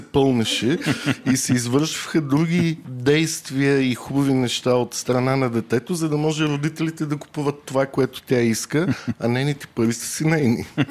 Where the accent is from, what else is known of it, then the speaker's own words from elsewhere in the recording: Varna, Varna Province, Bulgaria; Аз съм от Варна